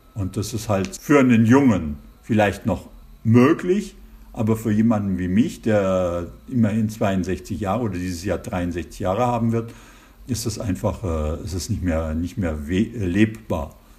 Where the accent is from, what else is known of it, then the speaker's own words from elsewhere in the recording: Germany; moved away as an adult; also born or lived in Giessen, Germany; now in Colmar, France; als Deutscher